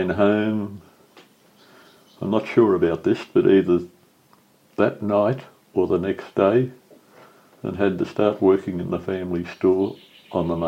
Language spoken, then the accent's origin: English; Taree, New South Wales, Australia; born or raised there